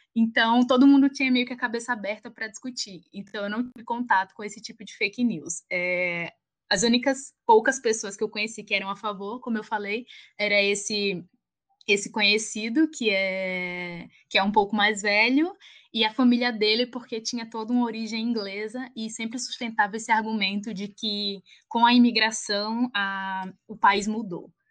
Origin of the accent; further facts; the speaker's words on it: Alagoas, Brazil; moved away as an adult; also born or lived in England; now in São Paulo, Brazil; Provavelmente vão perceber pelo meu sotaque que eu não sou daqui, eu sou a Lagoana